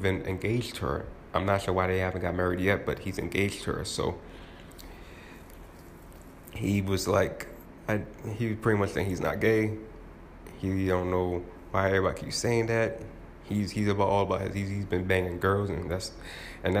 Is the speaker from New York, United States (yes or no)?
yes; New York, United States; I'm from New York